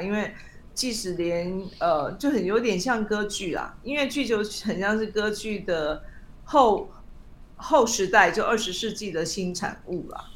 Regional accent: Taiwan; also born or lived in United States; 我们台湾人

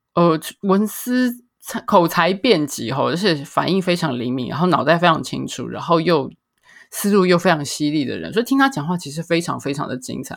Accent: Taiwan; 我们在台湾，就再次地惊觉到在台湾我们对越南的了解有多么的少

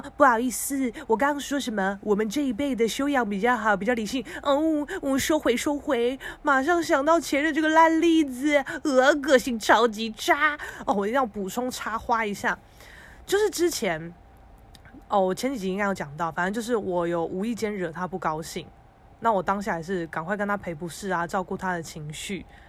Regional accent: Keelung, Taiwan; 基隆我的家乡

